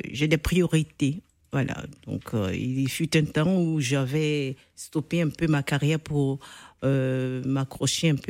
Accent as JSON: {"language": "French", "country": "Côte d’Ivoire", "said": "Vous pensez peut-être que la musique. Euh, ivoirienne, parce que je suis ivoirienne, évolue"}